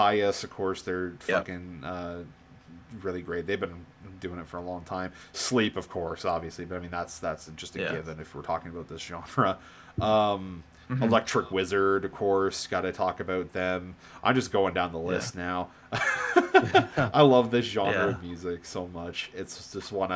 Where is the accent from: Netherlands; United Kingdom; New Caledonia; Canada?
Canada; East Coast of Canada, Atlantic Canada; I grew up on the East Coast of Canada